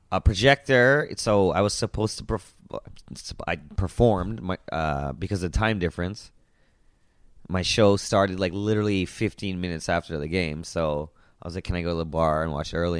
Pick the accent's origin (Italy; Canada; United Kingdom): Canada; I was from Canada